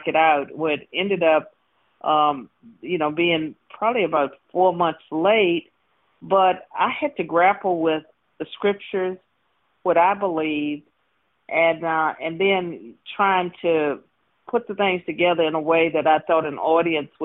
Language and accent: English; Virginia, United States; I was born and raised in Virginia.